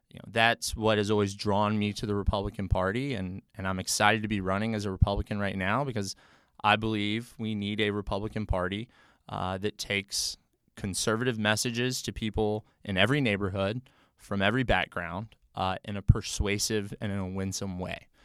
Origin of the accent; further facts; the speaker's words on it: Memphis, Tennessee, United States; moved away as an adult; now in Nashville, United States; I'm a native Tennessean, born and raised in Memphis